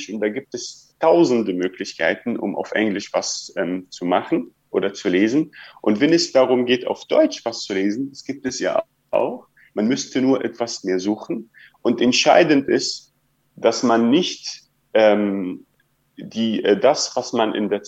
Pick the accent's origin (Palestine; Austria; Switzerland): Palestine; dass es unsere Forderung, Forderung als Palästinenser spricht, aber eine, eine Forderung von vielen, vielen PalästinenserInnen, die ich kenne.